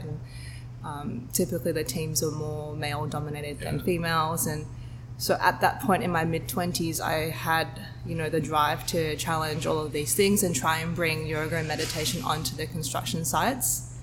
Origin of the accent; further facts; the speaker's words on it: Sydney, New South Wales, Australia; moved away as an adult; also born or lived in Hong Kong / Singapore; I was born in Sydney. I grew up in Sydney most of my life